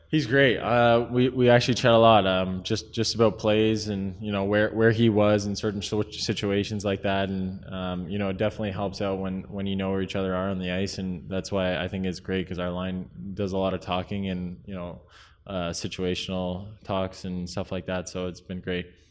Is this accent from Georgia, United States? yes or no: no; San Jose, California, United States; moved away; growing up in San Jose, and there's not too much ice going on